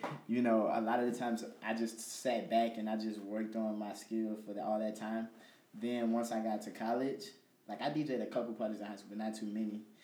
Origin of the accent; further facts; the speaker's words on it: Chicago, Illinois, United States; moved away as an adult; now in Peoria, United States; I'm actually from Chicago, um, but you know I'm out here for school, going to Bradley